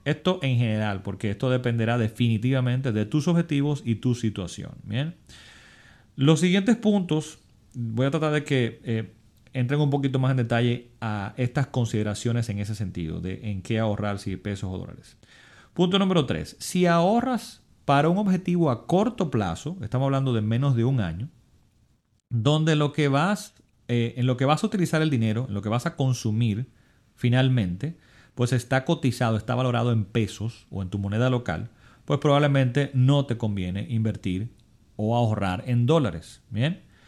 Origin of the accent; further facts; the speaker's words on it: Dominican Republic; mi país, en República Dominicana